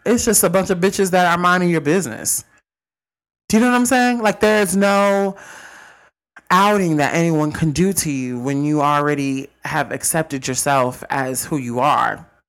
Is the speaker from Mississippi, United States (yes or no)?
yes; Mississippi, United States; I'm from Mississippi.